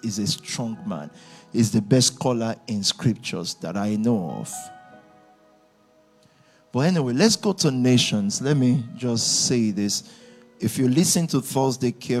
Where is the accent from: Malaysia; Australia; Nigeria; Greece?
Nigeria; 1980, I was born in Nigeria